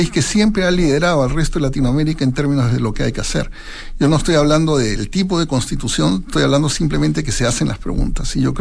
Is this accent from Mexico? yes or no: no; Peru; now in Chile; yo tengo confianza en Chile, 26 años, mi señora alemana, yo nací en el Perú, soy peruano y soy norteamericano, 26 eh, años viviendo en este país